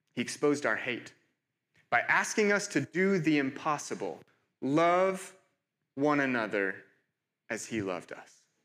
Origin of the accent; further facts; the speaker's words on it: United States; moved away as an adult; also born or lived in Cambridge; I'm, I'm from America.